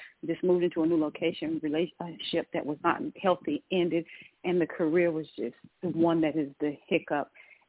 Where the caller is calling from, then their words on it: Georgia, United States; calling from Georgia.